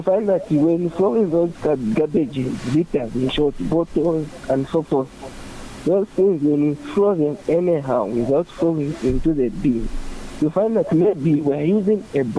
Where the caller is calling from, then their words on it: Shibuyunji, Central Province, Zambia; calling from Shabasonde Shibuyunji.